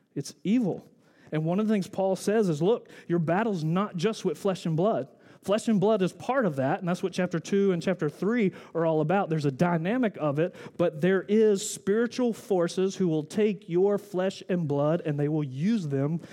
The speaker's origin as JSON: {"language": "English", "region": "the South", "country": "United States", "said": "I'm from the South. We don't say wrestle"}